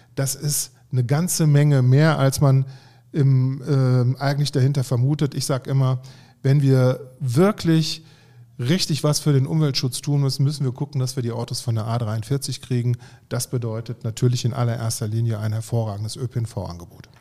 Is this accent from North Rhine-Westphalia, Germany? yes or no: yes; Haltern am See, North Rhine-Westphalia, Germany; ich komme hier aus Haltern am See